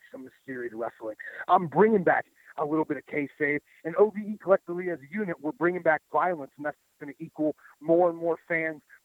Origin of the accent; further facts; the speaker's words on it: Ohio, United States; also born or lived in Florida; We love being from Ohio. I moved back from Florida